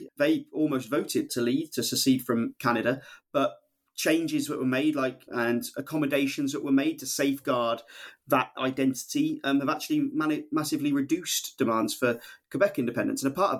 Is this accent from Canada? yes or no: no; England, United Kingdom; I'm English by birth